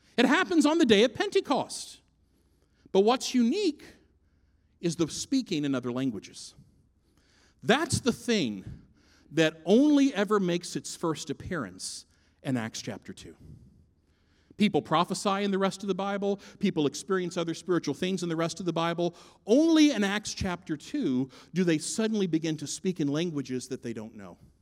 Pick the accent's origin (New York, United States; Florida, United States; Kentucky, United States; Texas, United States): Kentucky, United States; Fort Knox; also born or lived in Los Angeles, California; now in Minneapolis, United States; I'm from Kentucky. My hometown is Fort Knox, Kentucky